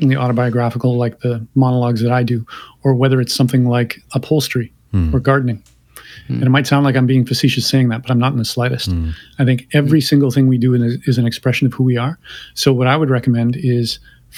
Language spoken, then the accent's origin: English; Canada; I'm Canadian